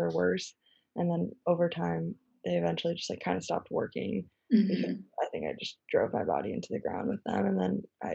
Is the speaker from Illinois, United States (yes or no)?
yes; Chicago, Illinois, United States; now in New York, United States; I'm from Chicago. I live in New York.